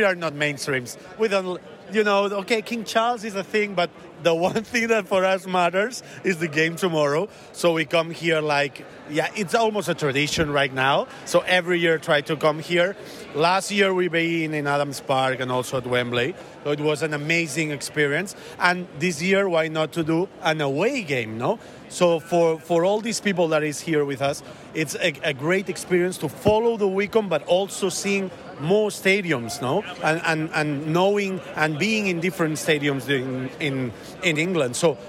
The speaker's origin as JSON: {"language": "English", "country": "Spain", "said": "We're coming from Spain."}